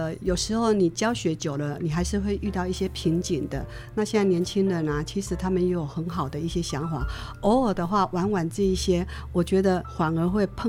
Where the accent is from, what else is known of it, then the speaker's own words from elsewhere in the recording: Taiwan; 因为我从小就是在客家庄长大的。爸爸妈妈、外婆、伯父母，所有隔壁邻居，整个村庄都是客家人啊，纯纯正正的客家人，一直都是待在客家庄